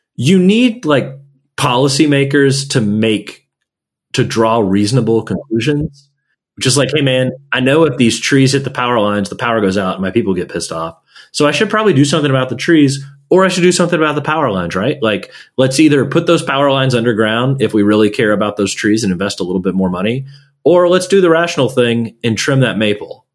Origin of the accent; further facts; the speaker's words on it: Gulf Coast of Texas, United States; moved away; I'm from the Gulf Coast of Texas. I'm from like you know the refinery refining alley